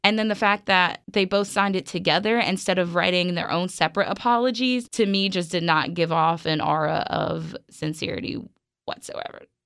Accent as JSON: {"language": "English", "town": "New York City", "region": "New York", "country": "United States", "tie": "born or raised there", "moved": "yes", "said": "I grew up in Brooklyn, actually."}